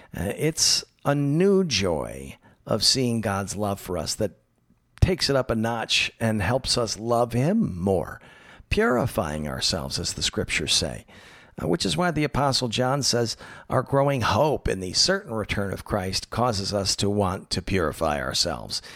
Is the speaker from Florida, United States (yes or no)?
yes; Tallahassee, Florida, United States; now in Los Angeles, United States; my hometown of Tallahassee, Florida